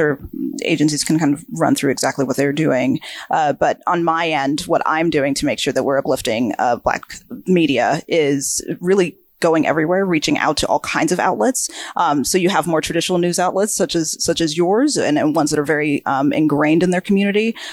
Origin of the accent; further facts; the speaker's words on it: Georgia, United States; moved away; I grew up in a very small town in Georgia